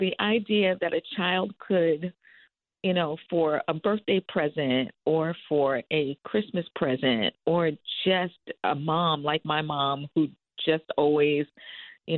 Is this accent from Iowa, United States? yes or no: no; Long Island, New York, United States; as a little Black girl growing up in Long Island